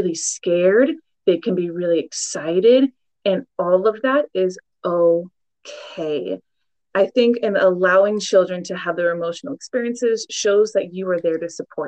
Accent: Portland, Oregon, United States; I born and raised in Portland, Oregon

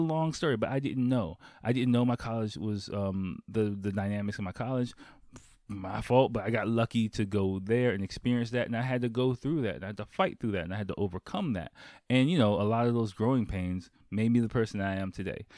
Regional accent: United States; moved away as an adult; now in Japan; I grew up in Chocolate City

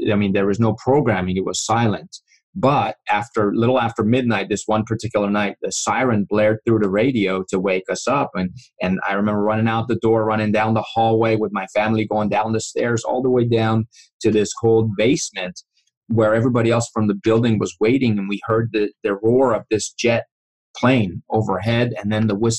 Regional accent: Iran; moved away; I grew up in Iran, and you know, I was 5 years old when the revolution started

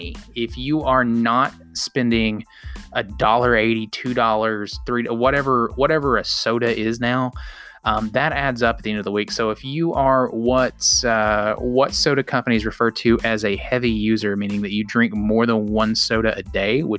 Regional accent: outside of Chattanooga and Cleveland, the South, Tennessee, United States; I grew up in the South. I grew up in Chattanooga. Well, outside of Chattanooga and Cleveland

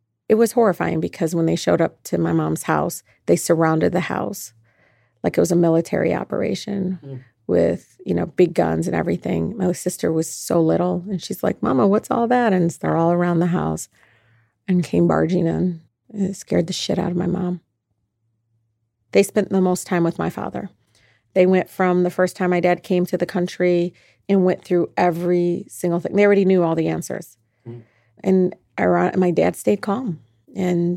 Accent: Detroit, Michigan, United States; here in Detroit, I'm just Detroiter

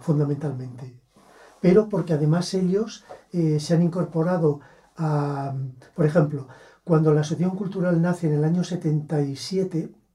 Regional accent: Bustarviejo, Community of Madrid, Spain; yo nací en Madrid. Pero claro, toda mi familia es de aquí, por las dos ramas, y desde luego yo me siento eh, muy vinculado a Gustaviejo

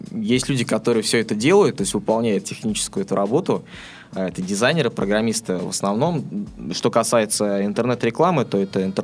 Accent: Astrakhan, Astrakhan Oblast, Russia; now in Saint Petersburg, Russia; А, жил я в небольшом городе, я сам из Астрахани, а, естественно, там о интернет-технологиях я там мало слышал.

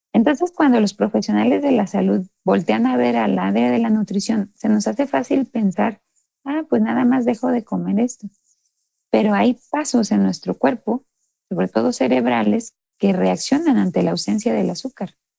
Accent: Mexico; nosotros como mexicanos

